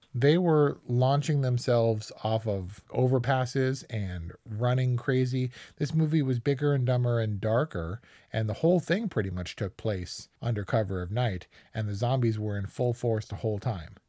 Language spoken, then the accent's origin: English; United States